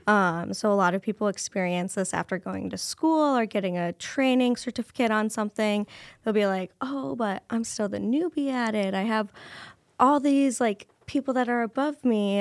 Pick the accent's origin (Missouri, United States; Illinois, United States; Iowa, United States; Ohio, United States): Iowa, United States; Cedar Rapids; I was born and raised in Cedar Rapids, Iowa